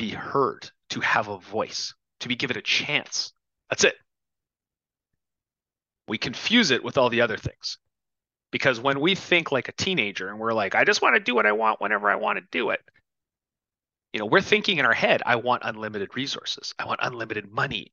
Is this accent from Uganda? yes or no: no; Canada; now in United States; as a Canadian expat